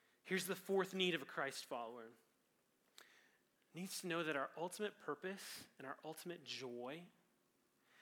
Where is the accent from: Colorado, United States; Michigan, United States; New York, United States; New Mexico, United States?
Colorado, United States; Growing up in Colorado